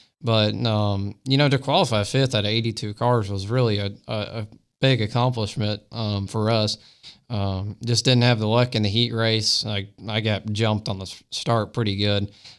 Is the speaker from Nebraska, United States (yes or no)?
no; Florida, United States; I mean, I've been around it since I've been five, and that's how I grew up racing was around Five Flag Speedway.